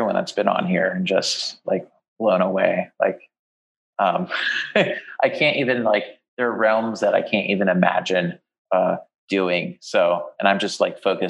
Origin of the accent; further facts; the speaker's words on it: New Jersey shore, United States; I grew up in Jersey on the shore